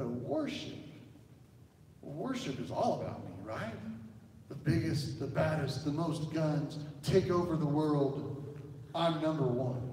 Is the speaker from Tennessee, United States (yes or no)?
no; Oklahoma, United States; I am from Oklahoma